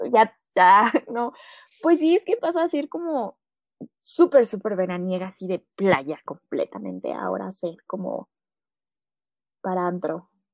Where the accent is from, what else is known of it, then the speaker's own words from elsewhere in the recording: Mexico City, Mexico; la Ciudad de México, mi ciudad natal